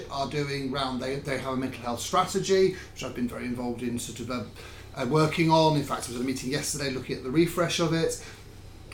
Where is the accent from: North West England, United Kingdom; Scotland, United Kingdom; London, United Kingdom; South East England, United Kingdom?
North West England, United Kingdom; Manchester; we Mancunians